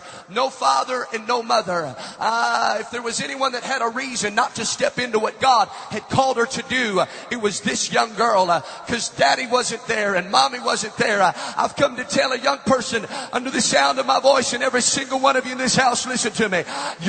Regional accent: Amsterdam, North Holland, Netherlands; I was raised in Amsterdam, where I was raised, drugs are legal. You can buy them off of a menu.

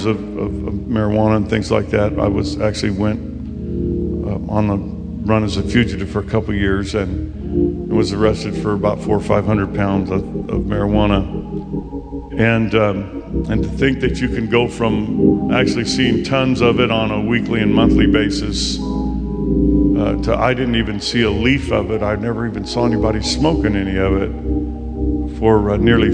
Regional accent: Bakersfield, California, United States; now in La Grande, United States; I'm born and raised in Bakersfield, California

